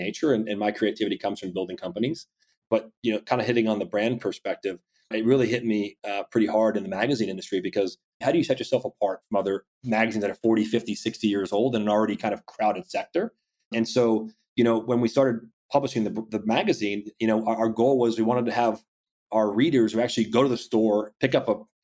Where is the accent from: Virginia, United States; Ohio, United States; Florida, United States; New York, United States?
Florida, United States; Ocala; growing up in Central Florida in the Ocala area